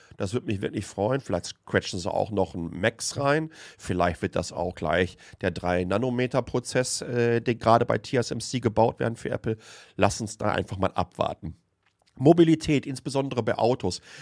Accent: home region around Lünen, North Rhine-Westphalia, Germany; born or raised there

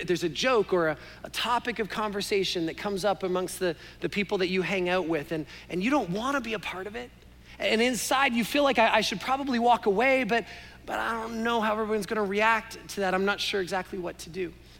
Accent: Canada; Sorry, maybe you didn't understand my accent, eh? Right?

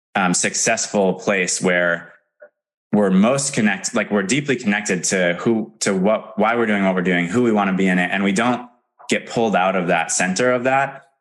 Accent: Madison, Wisconsin, United States; I'm from Madison, Wisconsin originally

